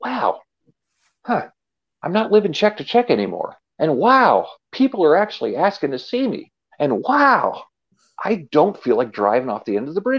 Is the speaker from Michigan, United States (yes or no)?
no; Erie, Pennsylvania, United States; I'm born and bred in Erie, and I love Erie